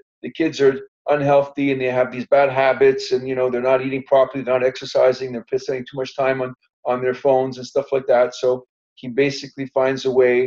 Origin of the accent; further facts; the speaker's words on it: Canada; I was raised up in Canada, man.